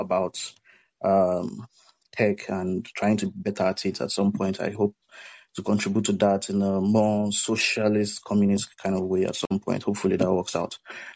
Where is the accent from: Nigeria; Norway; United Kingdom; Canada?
Nigeria; I'm from Nigeria.